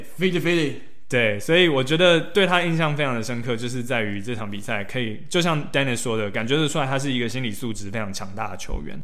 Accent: Taiwan; 确实我们台湾人比较会有所谓的同情票的

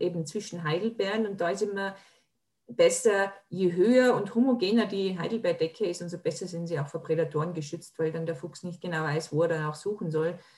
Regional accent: Tyrol, Austria; bei uns in Tirol

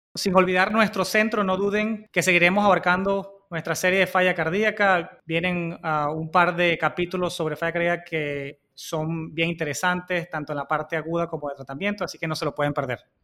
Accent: Venezuela; moved away as an adult; also born or lived in Cleveland, United States / Boston, United States; now in United States; Yo soy venezolano, hice mi escuela de medicina en Venezuela y Luego llegué a los Estados Unidos

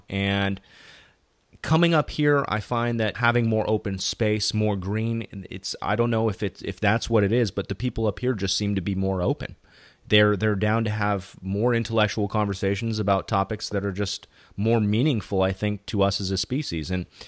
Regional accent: California, United States; now in Bay Area, United States; I live in the Bay Area right now, and I came from Southern California.

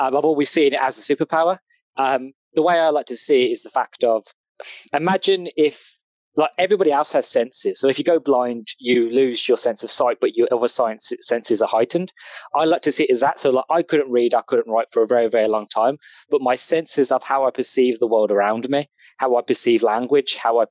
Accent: England, United Kingdom; accent: English; As you can tell by my accent, I'm English.

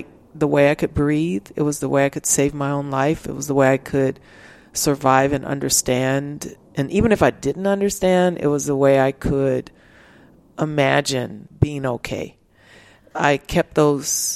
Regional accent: Los Angeles, California, United States; moved away as an adult; now in Austin, United States; I grew up in South Central

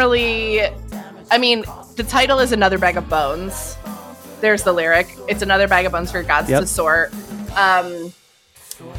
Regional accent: Ithaca, New York, United States; I'm fucking from Ithaca.

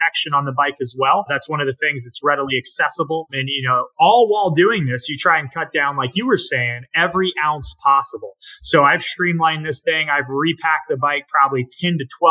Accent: Naples, Florida, United States; I'm from Naples, Florida

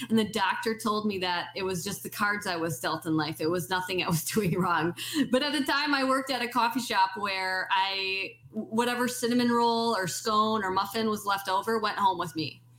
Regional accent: Wisconsin, United States; growing up in North Central Wisconsin, when it's, you know, 20 below zero out

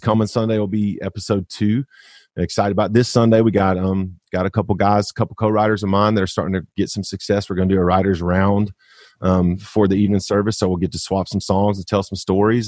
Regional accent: Arkansas, United States; I know there's no way I go as far as I do if I'm not from Arkansas

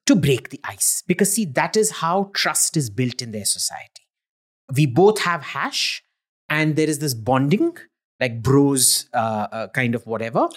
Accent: India; I'm an Indian

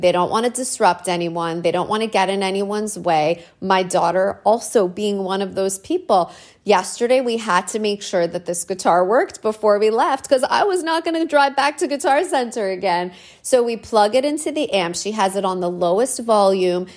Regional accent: Canada; I'm a woman and I'm Canadian.

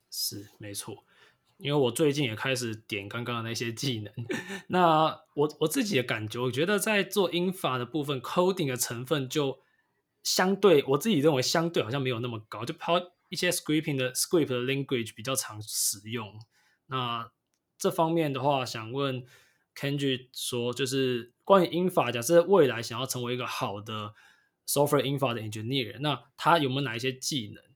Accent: Taiwan; 最近我们台湾的疫情虽然最近有稍微缓和一点，不过就是还在还在一个封城状态啊

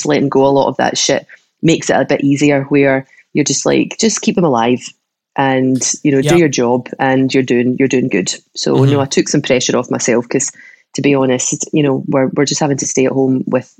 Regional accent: Troon, Scotland, United Kingdom; moved away; also born or lived in Australia; when I moved back to Troon from Australia

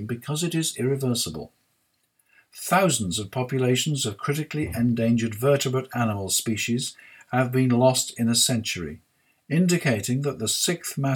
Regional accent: United Kingdom; I'm British

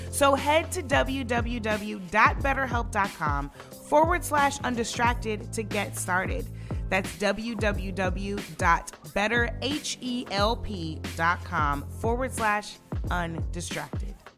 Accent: Missouri, United States; my hometown Congresswoman Cory Bush

